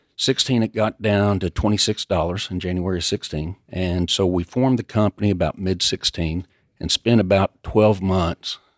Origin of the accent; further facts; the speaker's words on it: Lubbock, Texas, United States; also born or lived in Dallas; I grew up out in Lubbock, came over to Dallas in nineteen eighty-eight.